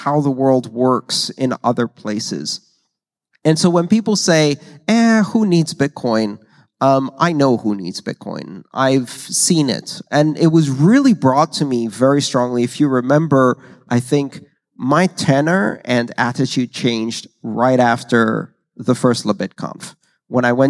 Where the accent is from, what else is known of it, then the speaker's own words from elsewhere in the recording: Greece; moved away; I grew up in Greece